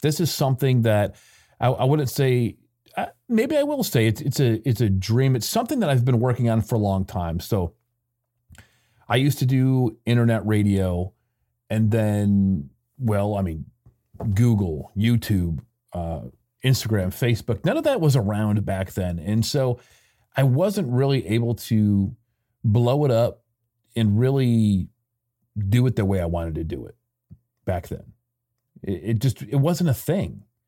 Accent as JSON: {"language": "English", "region": "Michigan", "country": "United States", "tie": "born or raised there", "also_born_or_lived": "Mexico", "moved": "as an adult", "said": "I grew up in Michigan"}